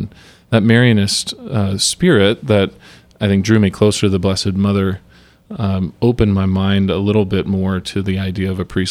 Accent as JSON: {"language": "English", "town": "Dayton", "region": "Ohio", "country": "United States", "tie": "born or raised there", "lives_now": "Indianapolis, United States", "said": "Correct. Yeah, I grew up around Dayton, Ohio. Most of my family's from the west side of Cincinnati, too. So not native to Indianapolis, but happy to be here now."}